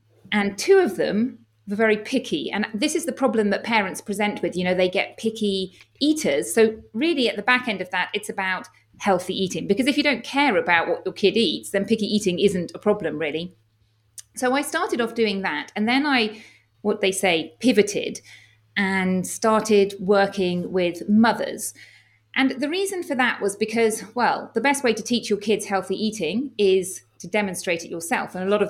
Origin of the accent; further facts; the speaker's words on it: England, United Kingdom; moved away as an adult; now in Spain; As you may tell from my accent, I'm from the United Kingdom. I'm from England, but I actually live in Spain now